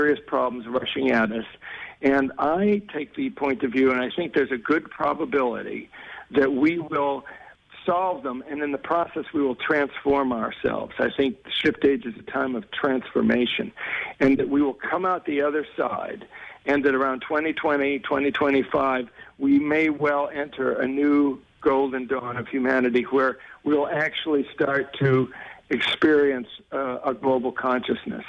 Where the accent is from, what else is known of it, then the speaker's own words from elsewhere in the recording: United States; speaking as an American